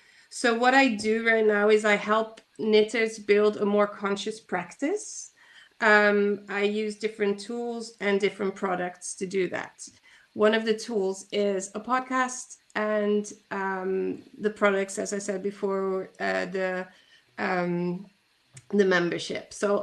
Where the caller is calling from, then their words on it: Netherlands; I'm calling in from the Netherlands